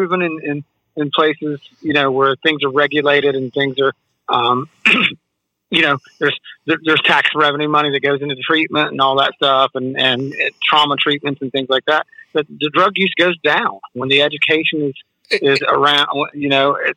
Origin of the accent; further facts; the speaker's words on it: West Virginia, United States; also born or lived in Columbus, Ohio; now in Florida, United States; I'm from West Virginia. I moved to Ohio.